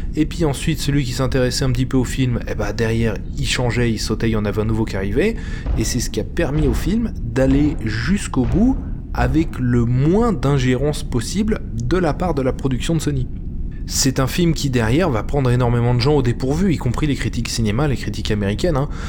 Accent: France; en tant que Français

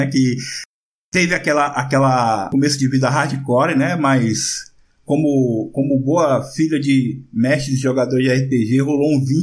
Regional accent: Northeast Region, Brazil; pra gente que é nordestino

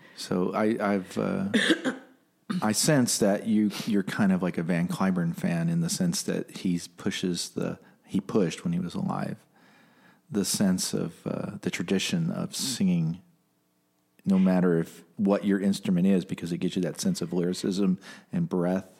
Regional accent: Detroit, Michigan, United States; growing up in Motor City

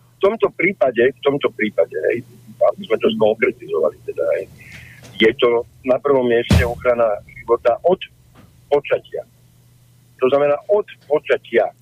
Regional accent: Slovakia; som sa narodil na Slovensku

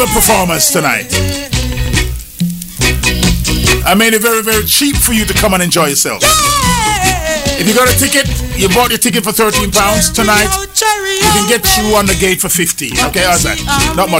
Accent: Jamaica; I'm a Jamaican, born in Jamaica

